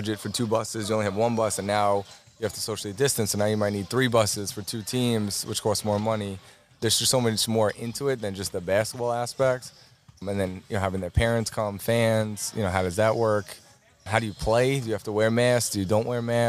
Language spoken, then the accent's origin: English; Commack, New York, United States; I went right here in Comac